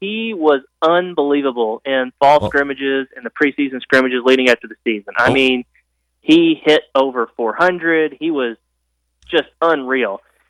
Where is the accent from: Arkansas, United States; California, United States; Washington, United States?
Arkansas, United States; Springdale; I am from Springdale